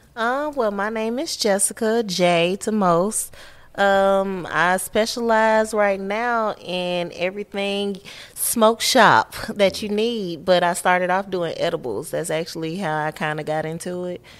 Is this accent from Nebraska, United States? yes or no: no; Atlanta, Georgia, United States; Born and raised Georgia peach.